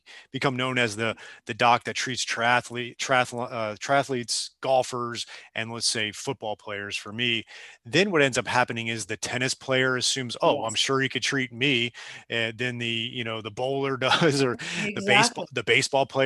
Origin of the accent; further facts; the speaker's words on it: South Florida, United States; when I came down to South Florida, I'm originally from down here.